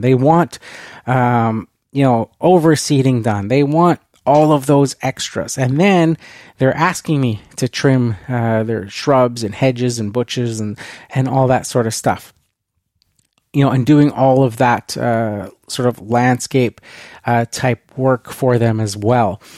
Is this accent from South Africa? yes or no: no; Canada; being Canadian